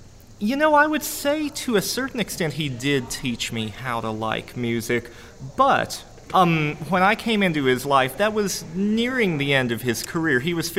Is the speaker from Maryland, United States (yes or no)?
no; St. Paul, Minnesota, United States; So, I'm proud to have been born and raised in St. Paul, Minnesota.